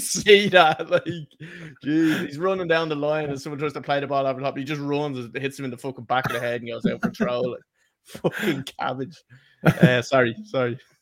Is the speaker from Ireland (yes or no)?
yes; Ireland